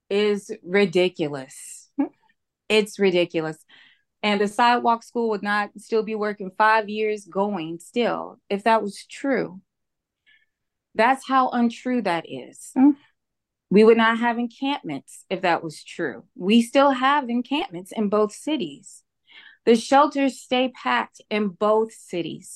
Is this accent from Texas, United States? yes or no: yes; Houston, Texas, United States; now in Rio Grande Valley, United States; I am from Houston. I now live here in the Rio Grande Valley